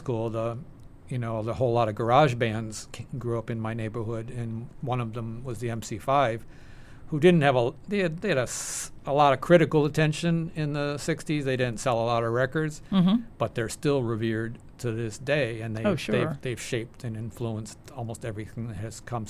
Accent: Detroit, Michigan, United States; moved away; as a teenager growing up in Detroit

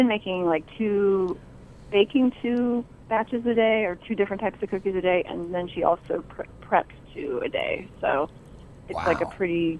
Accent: Bloomington, Indiana, United States; now in Jersey City, United States; I'm calling from Bloomington, Indiana. Bloomington, Indiana? Yeah, my hometown.

